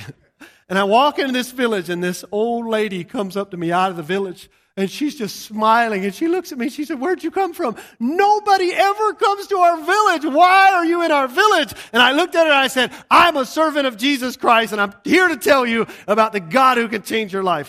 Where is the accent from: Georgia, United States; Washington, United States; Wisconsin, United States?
Georgia, United States; moved away; I'm from Georgia. I was living in a redneck paradise when I got saved.